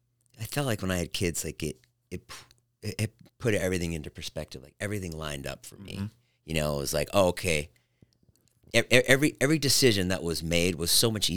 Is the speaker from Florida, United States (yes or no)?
no; Boston, Massachusetts, United States; I grew up in Boston.